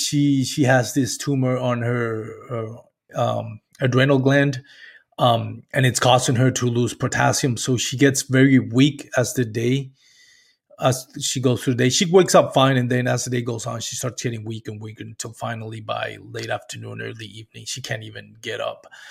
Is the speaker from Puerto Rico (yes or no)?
yes; Puerto Rico; moved away as an adult; I grew up and what I like to call in Puerto Rico, that cable T V generation